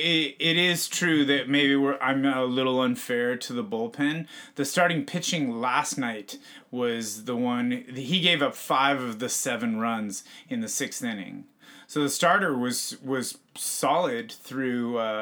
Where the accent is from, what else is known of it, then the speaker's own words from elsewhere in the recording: suburb of San Francisco, California, United States; technically, my hometown is a suburb of San Francisco, but it's like an hour's drive.